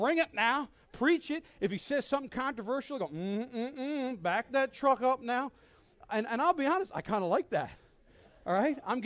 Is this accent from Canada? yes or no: yes; Newfoundland and Labrador, Canada; also born or lived in Minneapolis; I grew up here in Newfoundland, had never been outside much of this city. And at 17, moved to Minneapolis